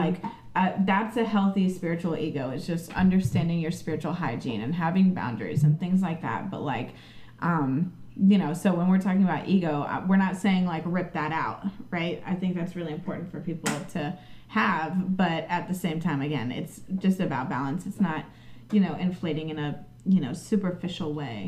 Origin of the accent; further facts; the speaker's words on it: St. Petersburg, Florida, United States; now in Orlando, United States; That's my native land, right? I'm like from St. Pete.